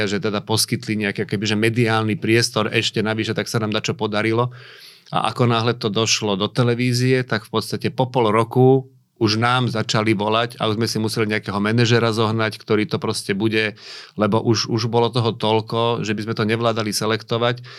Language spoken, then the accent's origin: Slovak; Michalovce, Košice Region, Slovakia; ja som rodák z Michalovec